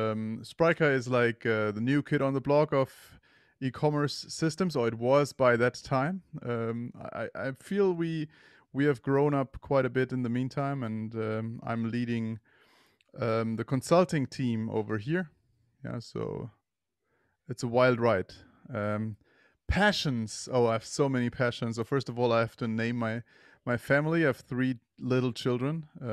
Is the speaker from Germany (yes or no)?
yes; Germany; I am from Germany.